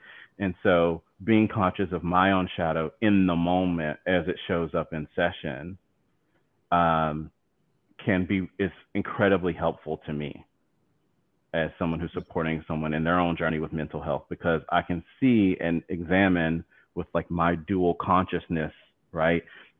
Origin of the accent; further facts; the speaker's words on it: the South, United States; accent: southern; I feel like my accent, my southern accent is coming out more.